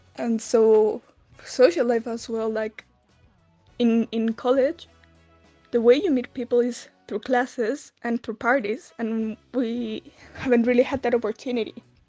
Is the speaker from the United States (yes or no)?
no; Santiago, Santiago Metropolitan Region, Chile; I'm from Santiago Chile in South America